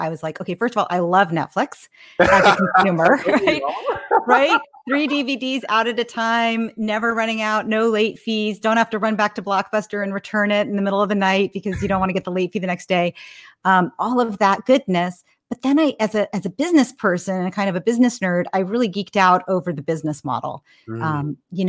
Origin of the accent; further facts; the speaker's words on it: Menlo Park, California, United States; So I'm almost a lifer in the Bay Area. I grew up in Menlo Park, California. My dad and mom moved here from Brooklyn when I was 4 years old, kind of in search for a better life